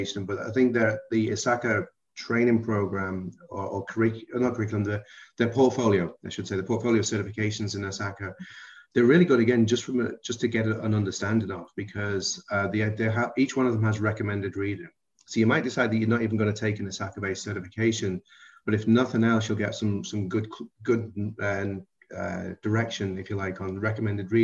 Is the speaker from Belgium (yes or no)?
no; about 7 miles outside of Liverpool, North West England, United Kingdom; accent: Liverpool-ish; now in United States; I was raised about 7 miles outside of Liverpool, so I'm not allowed to say I'm from Liverpool